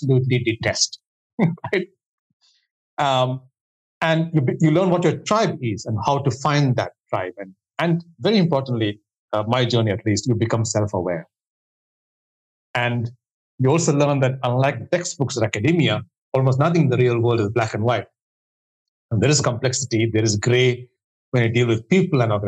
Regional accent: India; moved away; I come from India, where there's an obsession right from childhood to do extremely well academically

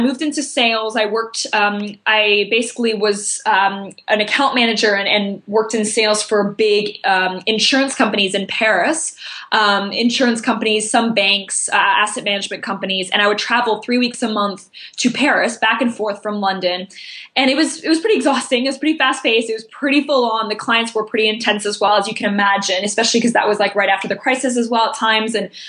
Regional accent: Tokyo, Japan; born there; I was born in Tokyo and I never lived in either of those countries, in France and Belgium.

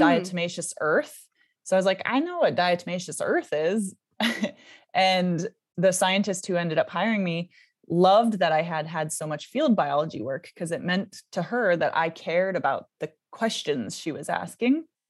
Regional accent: Seattle, Washington, United States; I was born in, uh, Seattle, Washington, in the U S

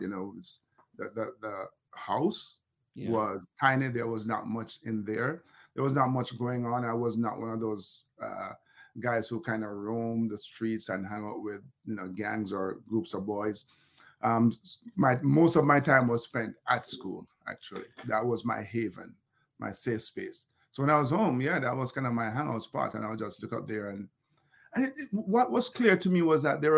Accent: Kingston, Jamaica; growing up in Olympic Gardens

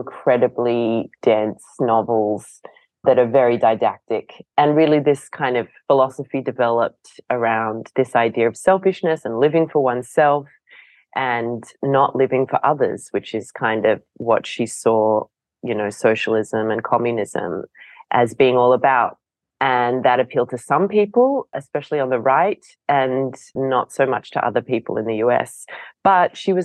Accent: Australia; as an Australian

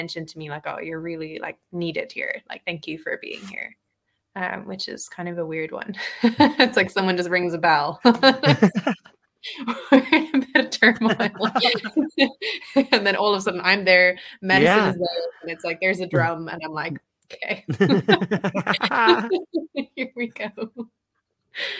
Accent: Dublin, Leinster, Ireland; moved away; I grew up in Dublin, I was raised there in Ireland

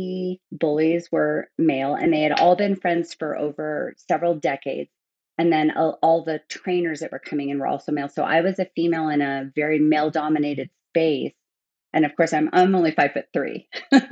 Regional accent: United States; moved away as an adult; also born or lived in Germany; I was an American working in an American gym

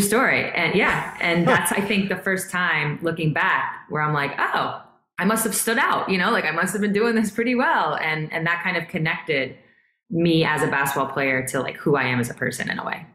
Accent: New York, United States; I'm from New York

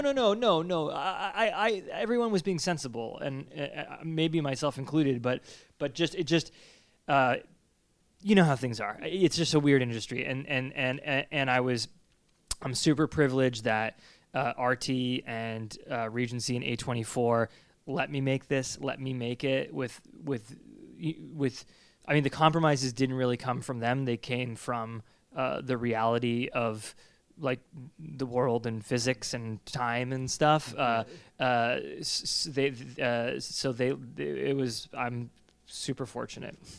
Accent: New England, United States; growing up in New England and, and being in these old houses

